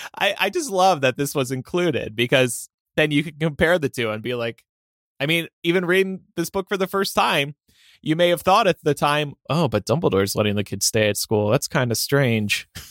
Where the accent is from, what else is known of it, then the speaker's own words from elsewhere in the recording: New Jersey, United States; I'm from South Jersey